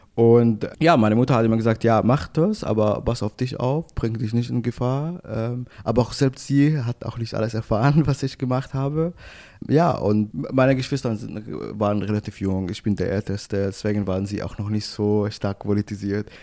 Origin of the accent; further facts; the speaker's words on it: Damascus, Damascus Governorate, Syria; German is a second language; moved away as an adult; also born or lived in Istanbul, Turkey; now in Ulm, Germany; meine Heimat war immer Damaskus, Syrien